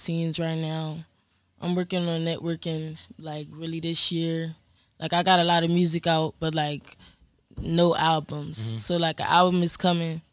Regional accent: Camden, New Jersey, United States; I'm from Camden, New Jersey. I'm from Lakeshore.

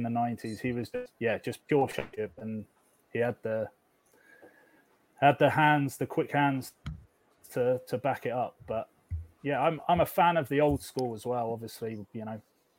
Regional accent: United Kingdom; Being British

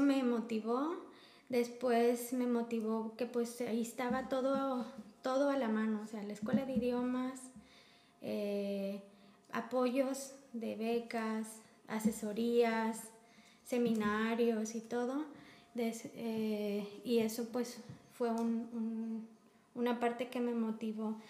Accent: Guanajuato, Mexico; moved away as an adult; now in Germany; estado de Guanajuato, que es de donde yo vengo

